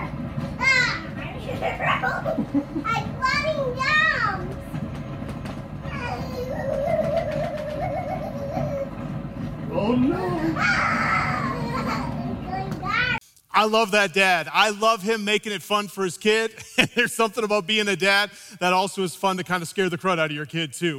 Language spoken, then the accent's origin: English; Midwest, United States; I grew up in the Midwest